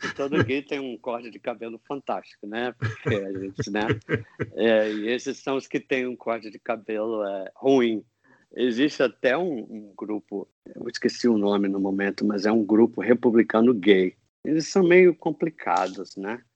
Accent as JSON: {"language": "Portuguese", "country": "United States", "said": "eu sou americano"}